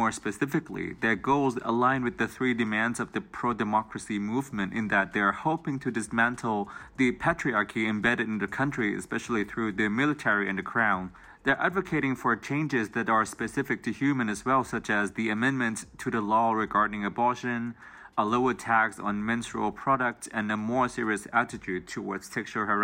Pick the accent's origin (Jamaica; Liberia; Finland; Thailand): Thailand; from Thailand, and I'm going to talk about the women's movement that is happening here right now